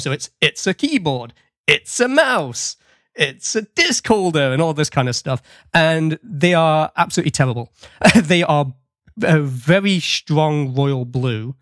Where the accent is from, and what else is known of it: United Kingdom; now in Nova Scotia, Canada